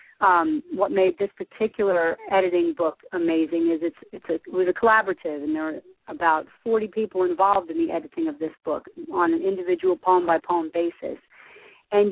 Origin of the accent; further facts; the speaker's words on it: New Jersey, United States; I'm from New Jersey